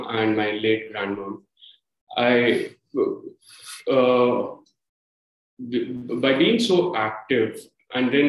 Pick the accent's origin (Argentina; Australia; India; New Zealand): India; moved away as an adult; my home country